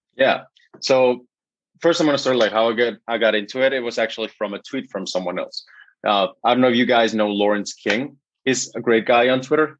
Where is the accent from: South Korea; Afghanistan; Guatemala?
Guatemala; first language Spanish; English is a second language; I'm from Guatemala